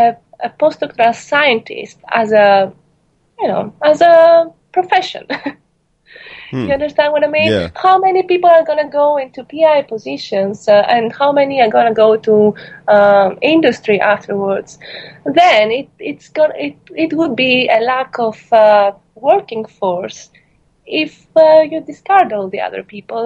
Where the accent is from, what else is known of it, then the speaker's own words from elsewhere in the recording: Greece; moved away as an adult; now in United States; I'm coming from Greece